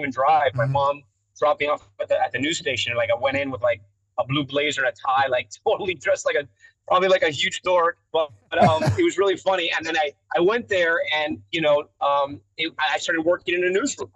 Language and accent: English; Miami, Florida, United States; I grew up in Miami.